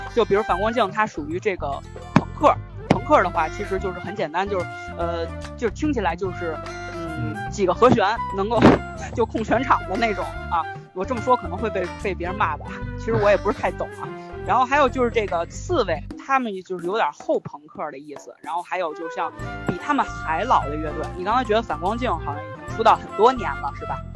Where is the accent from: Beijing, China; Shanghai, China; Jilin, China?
Beijing, China; 我们应该是差不多大，现在都已经过了这个而立之年了吧，算是嗯。而且我们都是北京人，都是北京孩子